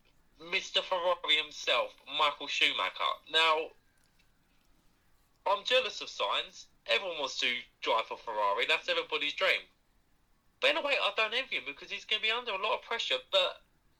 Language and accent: English; United Kingdom; as a British fan